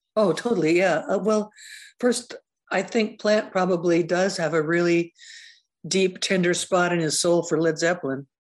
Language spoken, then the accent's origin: English; Seattle, Washington, United States; back when it was really super unhip to be from Seattle.